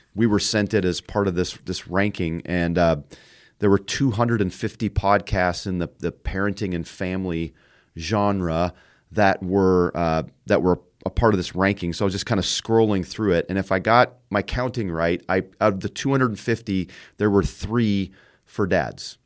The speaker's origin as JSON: {"language": "English", "country": "Canada", "tie": "born or raised there", "moved": "as an adult", "lives_now": "Indiana, United States", "said": "we've raised our kids in Indiana, uh, but I grew up in Canada"}